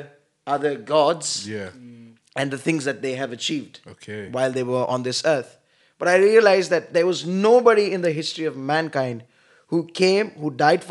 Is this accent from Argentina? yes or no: no; India; I am from India, and I pastor a church in New Delhi district of the Church of Pentecost.